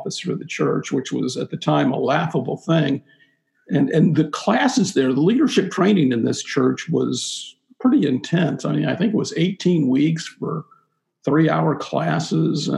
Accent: Florida, United States; moved away as an adult; also born or lived in Atlanta, Georgia / Fernandina Beach, Florida; I grew up in Florida.

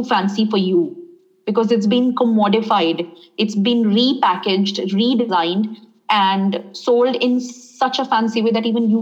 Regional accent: India; also born or lived in France; as an Indian yoga teacher with brown skin and black hair in India.

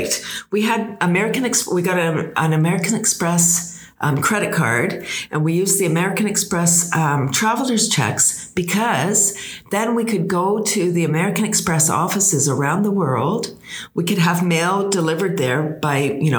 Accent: Toronto, Ontario, Canada; we're from Toronto. We were from Toronto

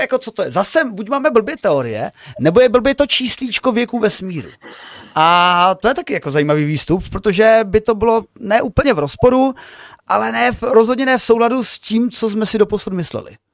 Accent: Moravian Slovakia, South Moravian Region, Czechia; já jsem teda ze Slovácka, z hraničních oblastí

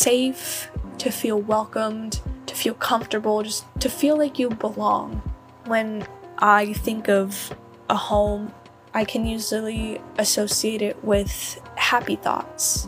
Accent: New Jersey, United States; calling in from my small hometown in New Jersey

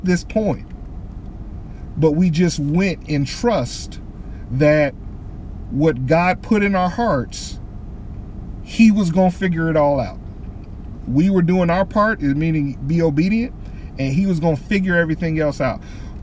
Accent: Detroit, Michigan, United States; moved away; I'm from Detroit, Michigan

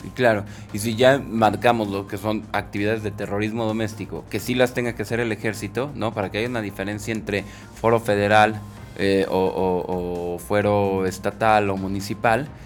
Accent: Mexico

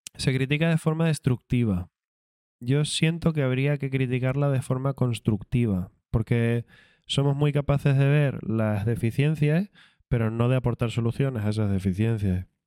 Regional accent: Canary Islands, Spain; Soy canario

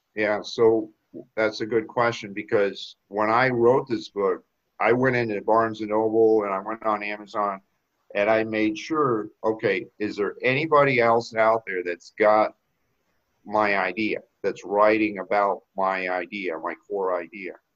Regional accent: South Florida, United States; moved away as an adult; also born or lived in Boston; I grew up in South Florida, went to Florida State

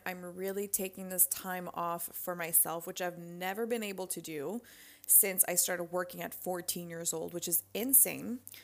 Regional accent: France; moved away; around the pond in my hometown in France.

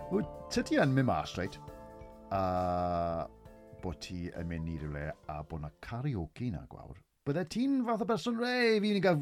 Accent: Wales, United Kingdom; fi fel Cymro Cymraeg

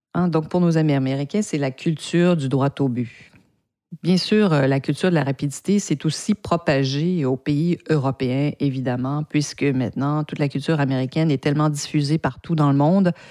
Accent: Canada; avec mon, mon accent, je ne suis pas française, mais bien de, du Canada. J'ai appris le français au Canada

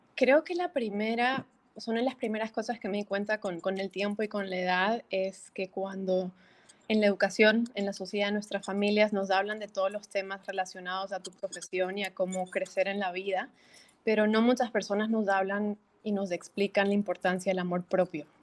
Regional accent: Bolivia; moved away as an adult; now in Miami, United States; soy boliviana, nací, me crié en, Bolivia hasta mis 18 años y luego salí para estudiar a Estados Unidos y yo viviendo en Miami ya casi 14 años.

